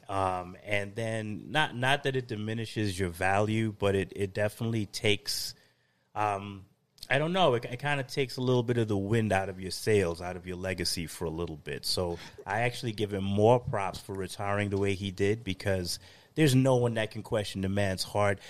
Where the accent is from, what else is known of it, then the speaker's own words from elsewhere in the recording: New York, United States; moved away; ex-New Yorker, in the heart, I'm always a New Yorker. Go Brooklyn